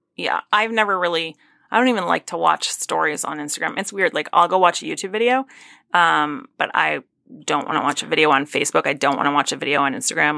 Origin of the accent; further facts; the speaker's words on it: Northeast, United States; I'm from the Northeast. We're from places that are very, like, suburbia and or rural.